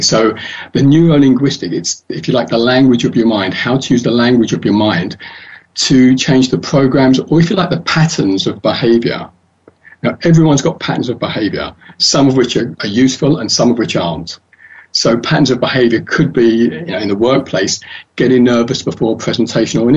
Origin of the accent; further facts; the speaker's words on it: London, United Kingdom; I was born and raised in London, and that's where I live.